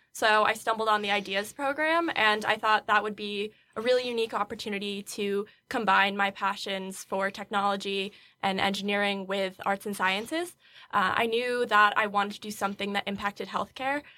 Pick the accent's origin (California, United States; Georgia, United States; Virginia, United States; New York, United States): New York, United States; Fonda; moved away; I'm from Fonda, New York, which is about an hour west of Albany